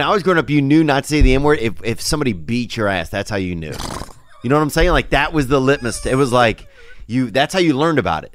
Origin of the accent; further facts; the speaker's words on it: Covington, Louisiana, United States; the primate center that I grew up around in Covington, Louisiana